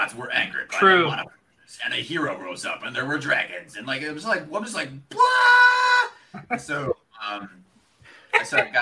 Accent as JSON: {"language": "English", "town": "Philadelphia", "region": "Pennsylvania", "country": "United States", "said": "We're both from Philly"}